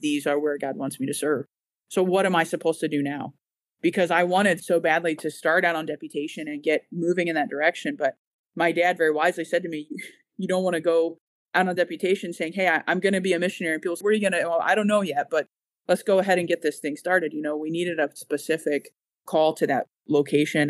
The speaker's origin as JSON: {"language": "English", "country": "United States", "moved": "as an adult", "lives_now": "Boston, United Kingdom", "said": "I am one"}